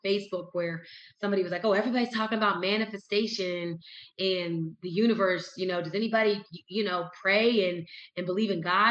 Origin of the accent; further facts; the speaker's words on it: Whitesboro, New Jersey, United States; moved away; my hometown in Whitesboro, New Jersey